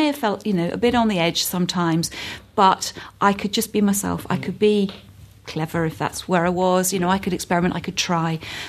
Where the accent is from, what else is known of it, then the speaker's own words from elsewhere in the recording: London, United Kingdom; also born or lived in Hampshire / Surrey; Well, I was born in Hampshire, spent some of my childhood in Surrey and most of my teenage years in North London, so I'm a good home counties girl.